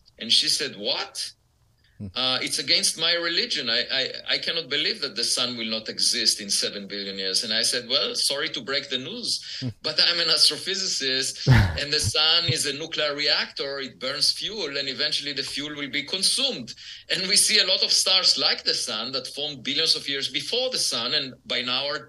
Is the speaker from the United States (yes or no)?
no; Israel; moved away; I was born in Israel, and it's obligatory to serve in the military